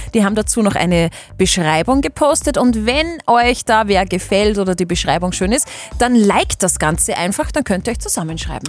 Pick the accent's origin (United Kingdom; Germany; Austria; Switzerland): Austria; Linz, Upper Austria; moved away as an adult; now in Ried im Innkreis, Austria; Also eigentlich komme ich aus Linz, aber ich bin jetzt nach Riert im Innkreis gezogen.